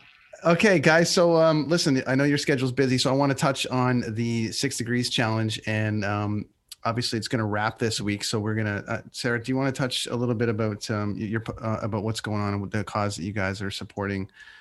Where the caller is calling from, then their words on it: British Columbia, Canada; You got to get out here. I'm in British Columbia and I'm telling you something, man, there's some buttes out here.